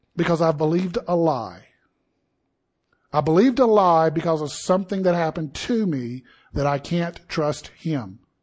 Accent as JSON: {"language": "English", "region": "Deep South", "country": "United States", "tie": "born or raised there", "said": "I grew up in the Deep South"}